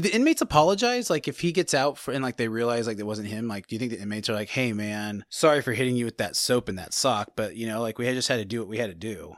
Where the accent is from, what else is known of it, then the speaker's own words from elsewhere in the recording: California, United States; we're from California